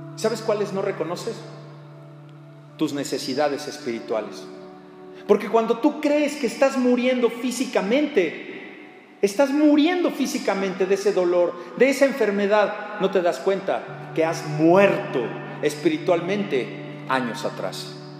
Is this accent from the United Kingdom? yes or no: no; Mexico; como mexicanos